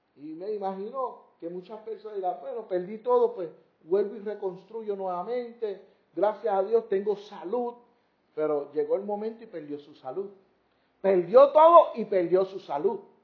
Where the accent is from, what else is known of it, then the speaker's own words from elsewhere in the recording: Puerto Rico; como decimos aquí en Puerto Rico